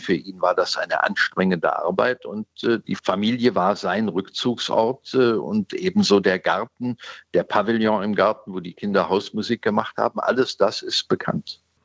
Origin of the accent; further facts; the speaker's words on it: Germany; für uns als Deutsche